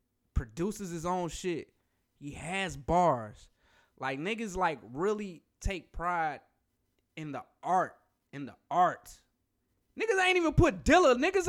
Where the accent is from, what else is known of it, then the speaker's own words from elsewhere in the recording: Detroit, Michigan, United States; I'm from Detroit.